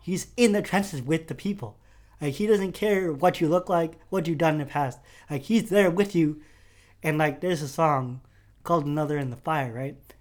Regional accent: Connecticut, United States; also born or lived in Manila, Philippines

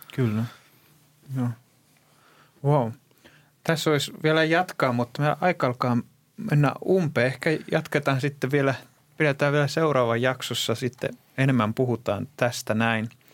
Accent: Greece; moved away; mä kasvoin Kreikassa

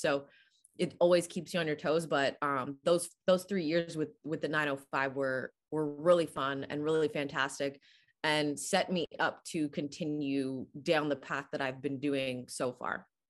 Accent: Canada; growing up in Canada

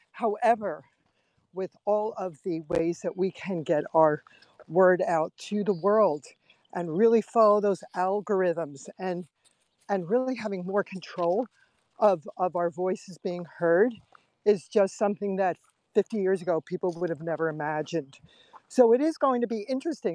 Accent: New York, United States; now in Pennsylvania, United States; as a little girl, we grew up in New York, and I would go to Broadway shows

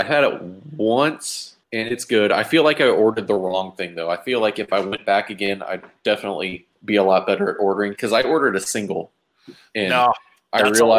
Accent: Texas, United States; as a Texan

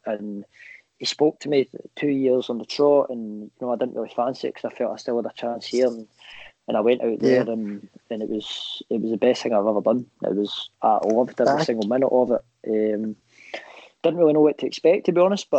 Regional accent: Scotland, United Kingdom; me being the Scottish type

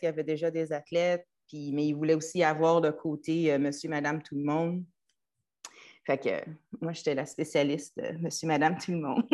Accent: Trois-Rivières, Quebec, Canada; moved away; also born or lived in United States; j'ai grandi à Trois-Rivières

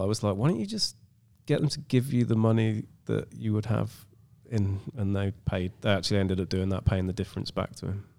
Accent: England, United Kingdom; some English white guy

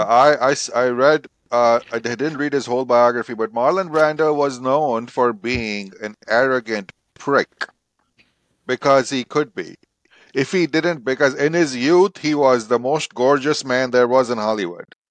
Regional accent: India; I grew up in India

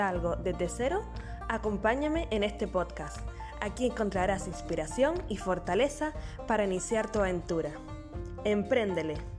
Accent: Canary Islands, Spain; nacida en Canarias

